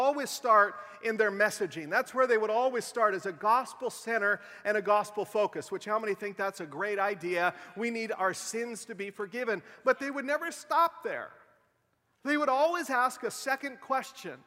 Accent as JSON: {"language": "English", "region": "Western Washington", "country": "United States", "tie": "born or raised there", "said": "I was raised in Western Washington"}